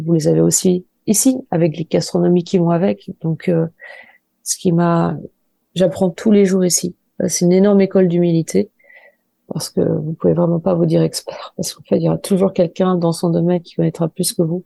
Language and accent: French; Angers, Pays de la Loire, France; je suis d'Angers, j'ai grandi à Angers, dans la banlieue angevine